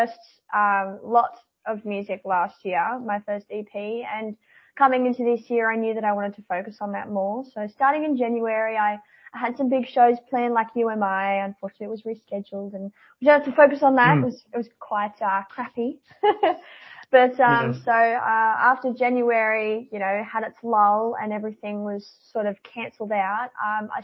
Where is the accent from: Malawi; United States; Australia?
Australia; Newcastle, New South Wales; I've been born and bred in Newcastle, and I've travelled a lot with music, but other than that, I haven't really left the Newcastle area for my entire life